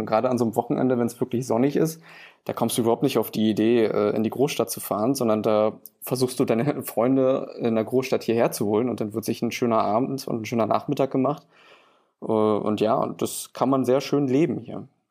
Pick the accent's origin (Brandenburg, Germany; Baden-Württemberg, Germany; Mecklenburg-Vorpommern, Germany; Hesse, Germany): Brandenburg, Germany; Angermünde; also born or lived in Berlin; ich komme aus Angermünde. Äh, das liegt östlich in der Uckermark, äh, schon recht nah an der polnischen Grenze. Und ja, ich bin hier geboren, aufgewachsen